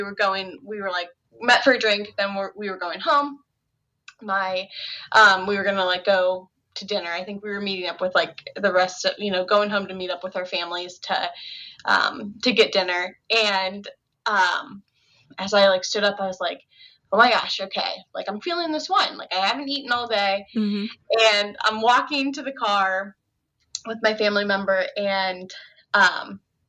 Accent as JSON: {"language": "English", "region": "Ohio", "country": "United States", "tie": "born or raised there", "also_born_or_lived": "Chicago, Illinois", "moved": "as an adult", "said": "I had just recently moved back. I was about to my hometown from Chicago. So I moved back to Ohio"}